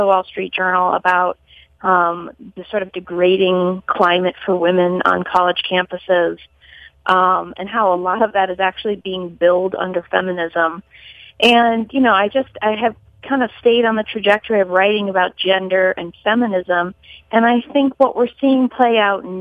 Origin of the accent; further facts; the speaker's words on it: Colorado Springs, Colorado, United States; moved away as an adult; also born or lived in Boston; I grew up in Colorado Springs